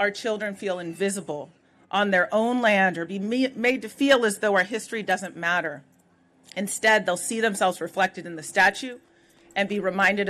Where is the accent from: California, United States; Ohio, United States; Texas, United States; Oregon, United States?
California, United States; I say this as somebody who grew up very traditionally here in California, at a time when maybe when I was young, it wasn't super popular still to be Native American, to be Indian.